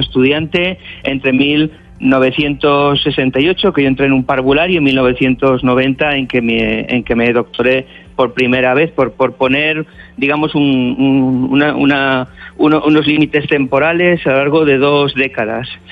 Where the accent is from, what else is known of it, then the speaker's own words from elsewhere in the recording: Cantabria, Spain; Yo, yo soy cántabro